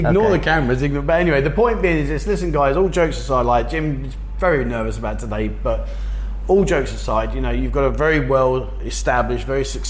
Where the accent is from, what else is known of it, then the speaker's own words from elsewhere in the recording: Korat, Nakhon Ratchasima, Thailand; What do you think of Korat? That's my hometown, that's where I live.